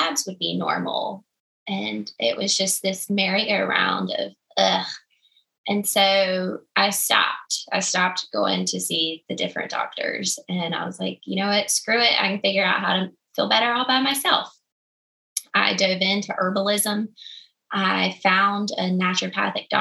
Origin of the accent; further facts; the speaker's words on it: the South, United States; I'm from the South. We cook everything in grease and a lot of biscuits